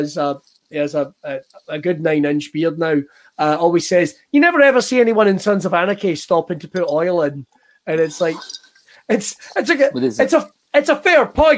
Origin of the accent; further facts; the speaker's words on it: Scotland, United Kingdom; as a Scotsman